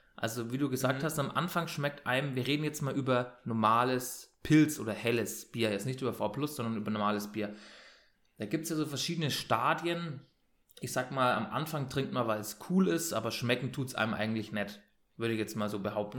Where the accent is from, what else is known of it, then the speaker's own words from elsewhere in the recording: Bayreuth, Bavaria, Germany; ich komme aus Bayern, Ähm, also aus Franken